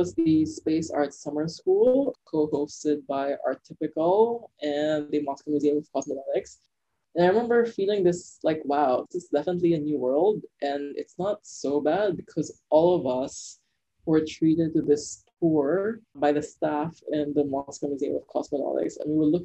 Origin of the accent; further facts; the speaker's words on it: Philippines; moved away; I feel like it's definitely my Philippine side